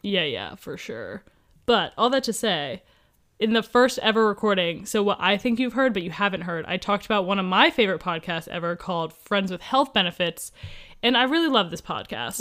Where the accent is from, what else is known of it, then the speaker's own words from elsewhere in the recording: Columbus, Ohio, United States; now in Southern California, United States; I grew up in Columbus, Ohio